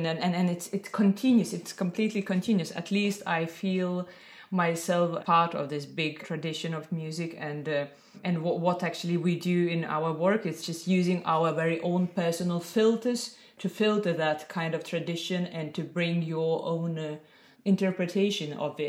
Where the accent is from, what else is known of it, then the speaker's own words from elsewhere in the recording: Vilnius, Vilnius County, Lithuania; moved away as an adult; now in Milan, Italy; I left Lithuania when I was like 26 years old.